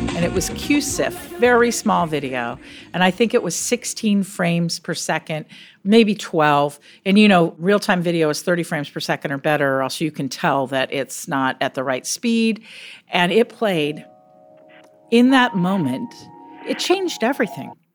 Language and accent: English; Silicon Valley, California, United States; I grew up in Silicon Valley.